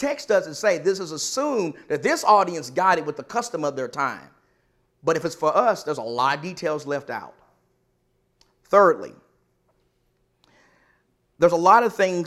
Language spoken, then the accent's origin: English; the South, United States; I'm from the South